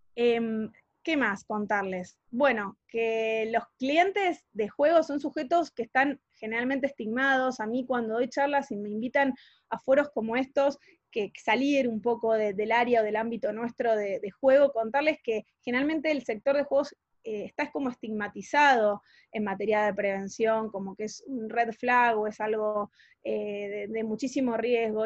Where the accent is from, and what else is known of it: Argentina